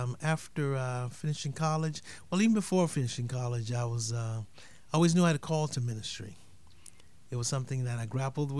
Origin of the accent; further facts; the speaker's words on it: Haiti; now in United States; I'm originally from Haiti. I grew up there with my family.